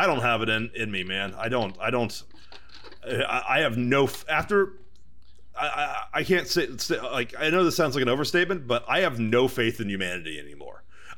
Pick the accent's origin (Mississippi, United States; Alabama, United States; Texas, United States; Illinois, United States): Texas, United States; now in Los Angeles, United States; I'm from Texas.